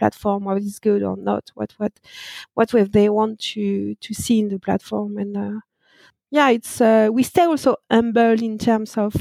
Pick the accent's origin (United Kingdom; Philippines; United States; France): France; accent: French; English is a second language; I born and raised in France, that no doubt with my accent